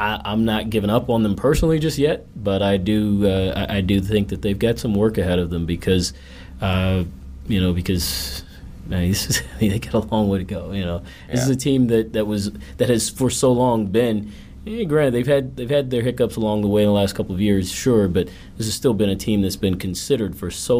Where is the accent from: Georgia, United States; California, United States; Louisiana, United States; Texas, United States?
Georgia, United States; Atlanta; moved away as an adult; also born or lived in New York; now in Chicago, United States; Atlanta's probably not really number one for a lot of people, but it is for me just because that's where I'm from.